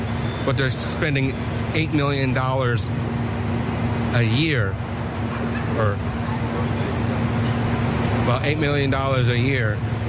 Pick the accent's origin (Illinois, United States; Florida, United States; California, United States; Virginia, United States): Florida, United States; moved away as an adult; now in New York City, United States; I'm originally from Florida.